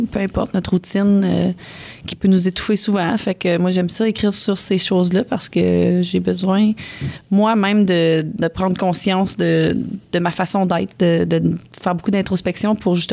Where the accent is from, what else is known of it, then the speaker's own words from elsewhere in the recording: Ontario, Canada; Mais là, je viens d'Ontario, là.